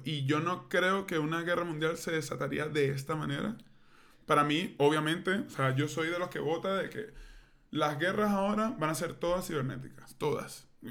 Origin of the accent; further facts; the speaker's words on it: Venezuela; moved away; yo soy muy venezolano